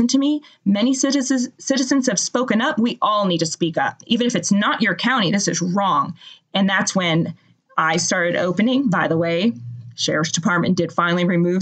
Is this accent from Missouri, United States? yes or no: no; Massachusetts, United States; now in Georgia, United States; I am originally from Massachusetts. I grew up there.